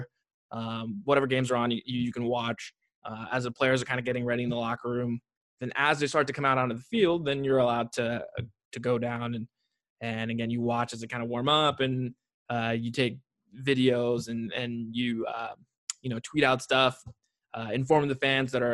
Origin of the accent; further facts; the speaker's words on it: Bay Area, California, United States; I grew up in the Bay Area